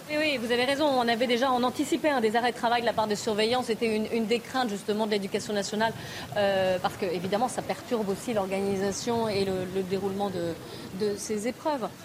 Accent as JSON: {"language": "French", "town": "Lyon", "region": "Auvergne-Rhône-Alpes", "country": "France", "said": "Je suis lyonnaise"}